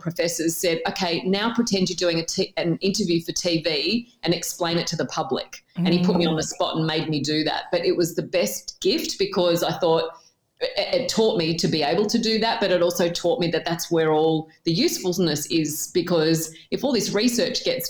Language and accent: English; Tamworth, New South Wales, Australia; moved away as an adult; also born or lived in Newcastle, New South Wales; I grew up in Tamworth in country New South Wales in Australia